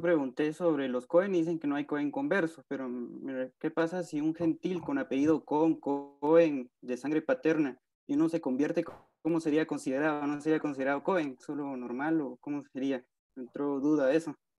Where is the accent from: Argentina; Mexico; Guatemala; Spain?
Guatemala; Yo soy de Guatemala